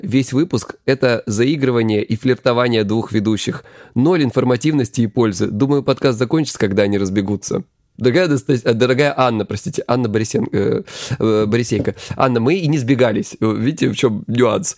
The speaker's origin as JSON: {"language": "Russian", "region": "Krasnodar Krai", "country": "Russia", "said": "я, короче, с Кубани"}